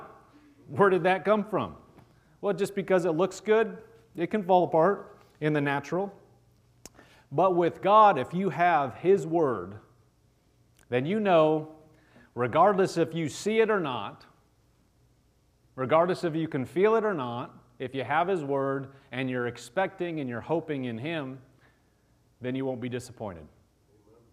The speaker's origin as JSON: {"language": "English", "region": "Nebraska", "country": "United States", "said": "I'm from Nebraska"}